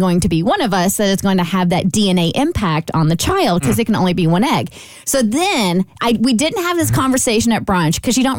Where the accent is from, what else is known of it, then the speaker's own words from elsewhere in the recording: Kentucky, United States; See, we're all from Kentucky, so I felt this was a completely suitable question to ponder.